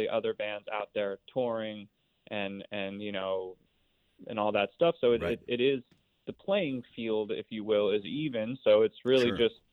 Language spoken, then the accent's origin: English; Philadelphia, Pennsylvania, United States; I grew up in Philadelphia